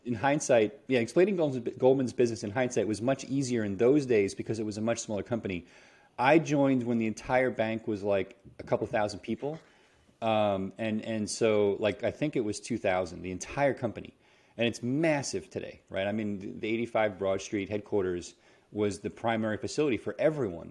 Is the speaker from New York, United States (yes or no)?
yes; New York City, New York, United States; moved away as an adult; also born or lived in California; I'm from New York City